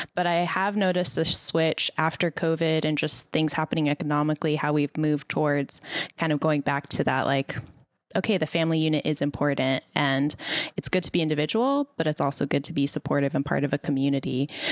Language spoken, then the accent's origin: English; El Paso, Texas, United States; moved away; also born or lived in Dallas; I grew up in El Paso, so it's a very heavily Hispanic community